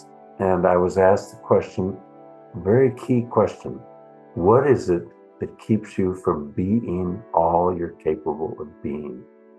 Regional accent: Midwest, United States; then I discovered my ethnocentrism growing up in the Midwest of this continent was so deep that I didn't know how to do any of the bridging between myself and anybody different.

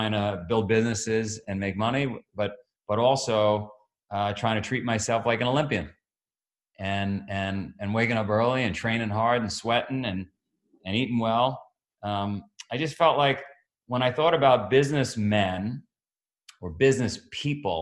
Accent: New York City, New York, United States; I grew up in Queens

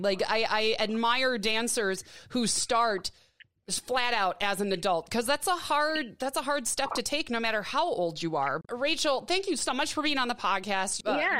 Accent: Midwest, United States; now in Tucson, United States; But I'm loving it here in Tucson, Arizona. It is sunny every day. It is warm. I'm from the Midwest, so I'm not used to the heat without humidity.

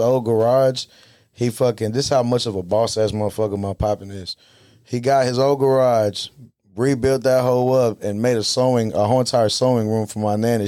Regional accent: South Side, Texas, United States; I'm from the South Side

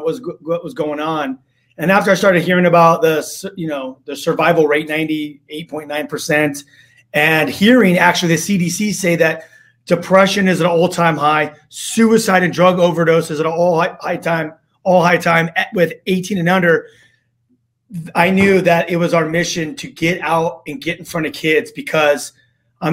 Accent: Los Angeles, California, United States; I grew up in Los Angeles

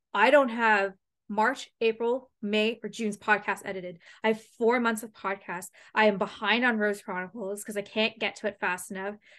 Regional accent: London, Ontario, Canada; moved away; this town loves hockey and that's, like, my hometown.

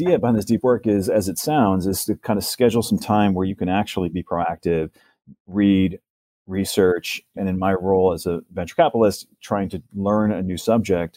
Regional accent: White House Station, New Jersey, United States; moved away as an adult; also born or lived in Naperville, Illinois; now in San Francisco Bay Area, United States; Moved to New Jersey when I was 5 years old and grew up there, got married there, had my first job there. So I'm a Jersey guy

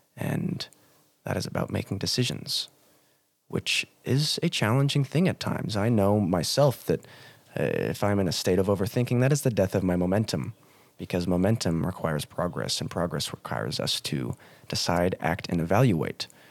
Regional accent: United States; moved away as an adult; also born or lived in Montana; now in Cairns, Australia; went back to my home country of the United States of America, went to Montana

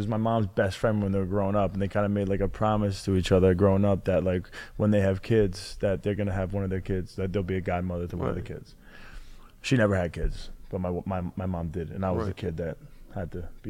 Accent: Long Island, New York, United States; also born or lived in Mineola; I came to Long Island in my hometown

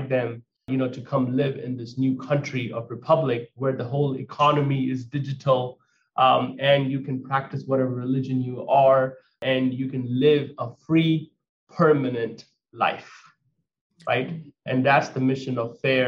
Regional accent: India; moved away as an adult; now in United States; As an Indian immigrant that came at the age of 19 years old to America with only $100 in my pocket

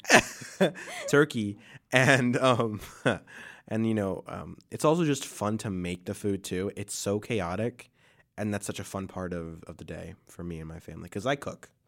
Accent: Ohio, United States; moved away; also born or lived in Brooklyn, New York; I grew up in Ohio

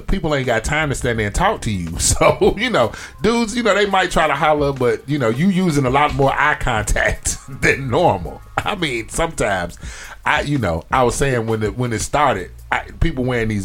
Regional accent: Chicago, Illinois, United States; now in Atlanta, United States; I'm from Chicago

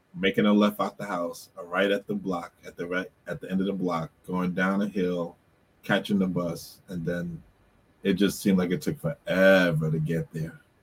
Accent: Bermuda; we used to have family worship growing up in Bermuda

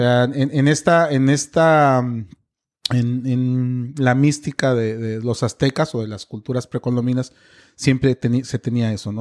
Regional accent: Mexico; soy mexicano

